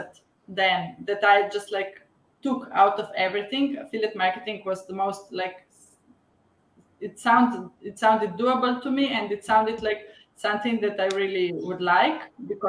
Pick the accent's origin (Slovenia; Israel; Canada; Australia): Slovenia; I'm from Slovenia. It's a small country in Europe. And I live 20 kilometers from the capital